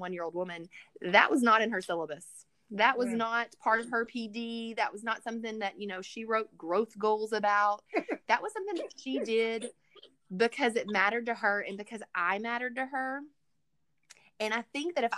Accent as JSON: {"language": "English", "town": "Pleasant Grove", "country": "United States", "tie": "born or raised there", "said": "I grew up in Pleasant Grove"}